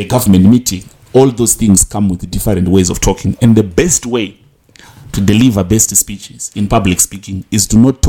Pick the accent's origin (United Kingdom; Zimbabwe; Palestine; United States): Zimbabwe; I come from Zimbabwe